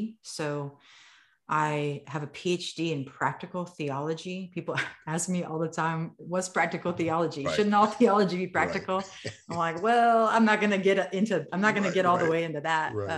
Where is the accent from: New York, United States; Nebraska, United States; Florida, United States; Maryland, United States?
Nebraska, United States; I'm a Midwest girl. I'm from Nebraska, grew up in Irish Catholic families